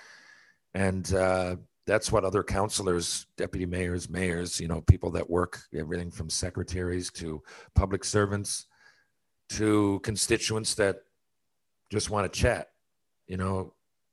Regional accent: Mount Pearl, Newfoundland and Labrador, Canada; I'm from Mount Pearl

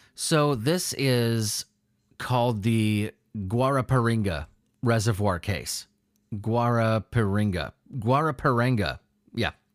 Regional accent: United States; I'm from America

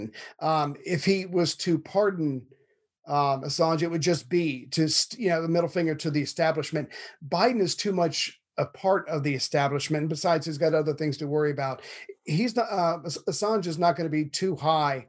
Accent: United States; I'm an American

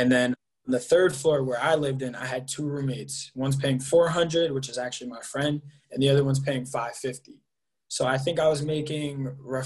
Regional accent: Enfield, Connecticut, United States; I'm from Enfield, Connecticut

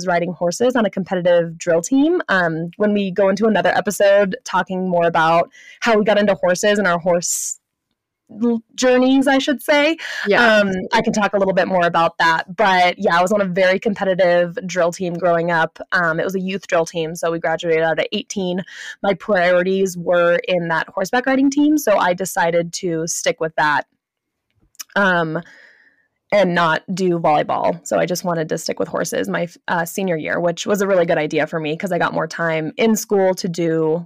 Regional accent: Santa Clarita, California, United States; moved away as an adult; So I grew up in Southern California. I was born in Northern LA County, if any of you are familiar with Santa Clarita, California

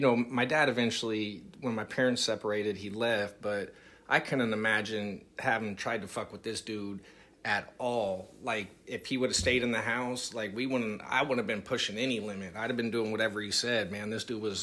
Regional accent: Rodeo, California, United States; growing up in Rodeo

